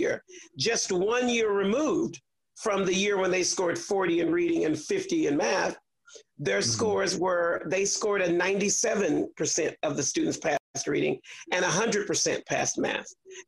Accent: Houston, Texas, United States; I grew up in Fifth Ward

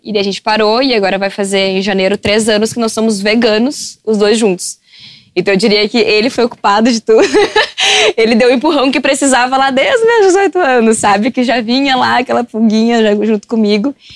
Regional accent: Porto Alegre, Rio Grande do Sul, Brazil; also born or lived in Camaquã; Eu vim pra Porto Alegre no dia que eu nasci

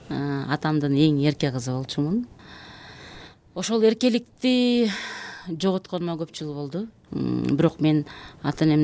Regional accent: Uch-Korgon, Jalal-Abad Region, Kyrgyzstan; мен жалал абад областынын аксы районунан болом уч коргон деген э, совет учурунда чоң ушул пахта талаалары чоң айыл болгон э, балалыгым ошол жакта өттү

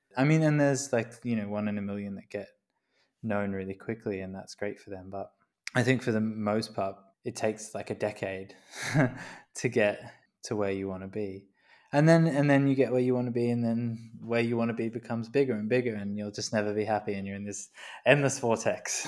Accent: Queensland, Australia; I grew up in Queensland

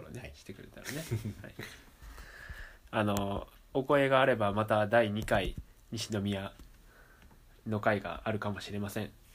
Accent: Amagasaki, Hyogo, Japan; 生まれも育ちも尼崎市

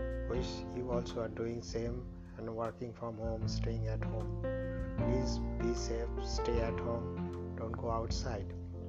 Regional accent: India; from India.

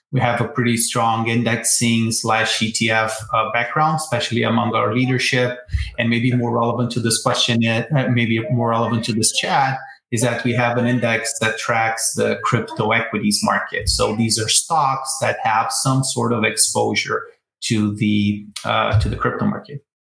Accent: Brazil; moved away as an adult; now in United States; I'm originally from Brazil, born, and raised there.

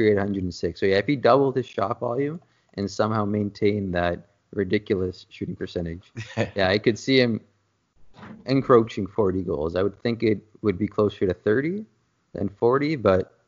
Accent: Toronto, Ontario, Canada; I am from Toronto

